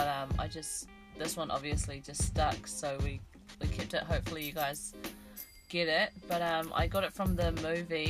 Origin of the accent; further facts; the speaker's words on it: Hamilton, Waikato, New Zealand; also born or lived in Taupo, New Zealand / Wellington, New Zealand; I was born in Taupo and then we moved to Hamilton, pretty much brought up there for a few of my younger years